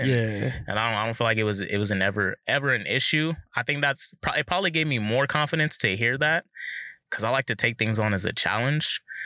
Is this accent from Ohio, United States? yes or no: no; Southern California, United States; also born or lived in Pacific Northwest; growing up in SoCal